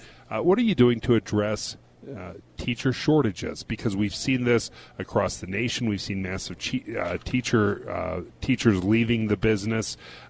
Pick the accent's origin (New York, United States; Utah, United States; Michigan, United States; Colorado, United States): Utah, United States; Davis County; I'm from Davis County.